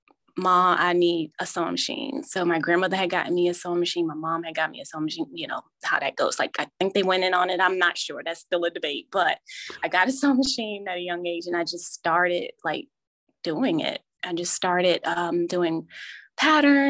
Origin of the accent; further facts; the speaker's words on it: New Jersey, United States; now in Virginia, United States; I grew up in New Jersey, and at that time we had home economic classes.